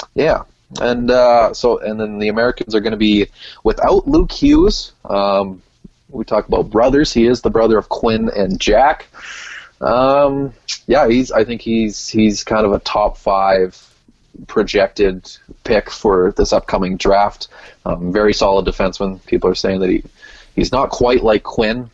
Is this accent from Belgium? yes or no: no; Canada; my home country